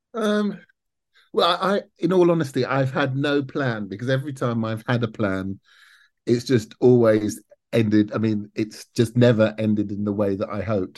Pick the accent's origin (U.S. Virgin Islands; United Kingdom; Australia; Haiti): United Kingdom; London; I grew up in South London